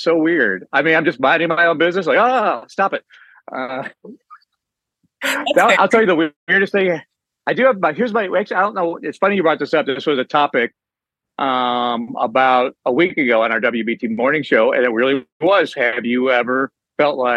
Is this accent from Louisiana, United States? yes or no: no; near Cleveland, Ohio, United States; moved away as an adult; now in Charlotte, United States; I grew up near Cleveland